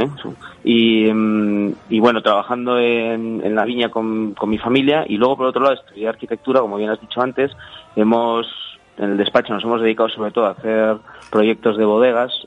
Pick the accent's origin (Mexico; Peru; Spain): Spain; village near the Sierra de Yerga, La Rioja; Mi pueblo está, de lo que es la propia sierra, mi pueblo está como a 11, 12 kilómetros